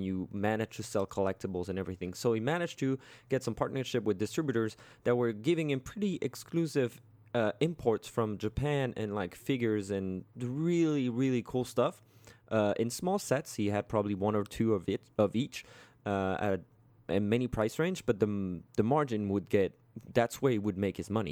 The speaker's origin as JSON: {"language": "English", "country": "France", "tie": "born or raised there", "moved": "yes", "said": "back in my hometown"}